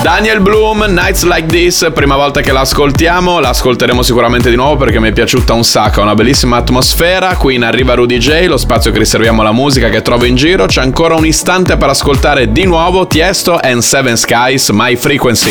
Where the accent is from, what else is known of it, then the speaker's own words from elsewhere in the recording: Bologna, Emilia-Romagna, Italy; io sono di Bologna